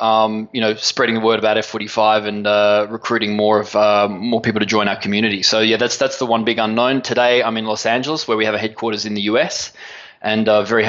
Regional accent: Sydney, New South Wales, Australia; we're originally from Sydney, Australia.

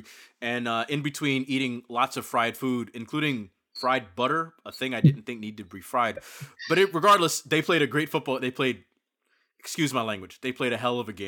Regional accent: Piscataway, New Jersey, United States; my hometown of Piscataway, New Jersey

